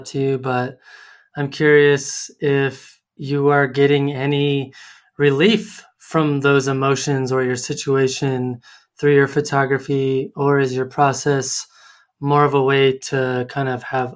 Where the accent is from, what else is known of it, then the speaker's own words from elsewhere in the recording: Colorado Springs, Colorado, United States; moved away as an adult; now in Portland, United States; my hometown where I grew up and spent most of my life. We moved from Colorado Springs, Colorado, all the way to Portland, Oregon